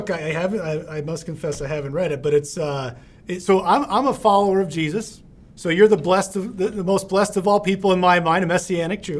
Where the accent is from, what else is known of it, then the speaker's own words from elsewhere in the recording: New Mexico, United States; I'm from New Mexico